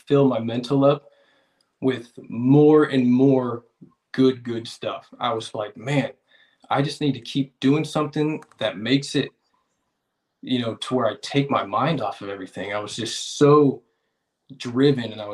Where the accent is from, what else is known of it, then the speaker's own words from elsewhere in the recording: Vacaville, California, United States; I'm from Vacaville, California